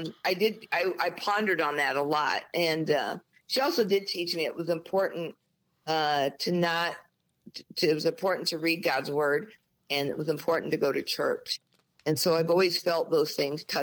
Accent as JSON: {"language": "English", "town": "Osceola", "region": "Iowa", "country": "United States", "tie": "born or raised there", "said": "Home is Osceola, Iowa"}